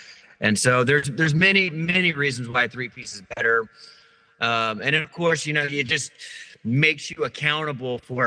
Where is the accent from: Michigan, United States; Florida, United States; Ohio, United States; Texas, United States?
Texas, United States; Kerrville; now in Blanco, United States; we're from Kerrville